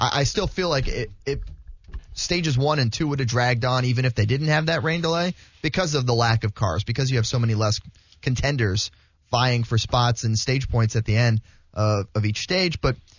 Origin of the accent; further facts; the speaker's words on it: South Florida, United States; growing up in South Florida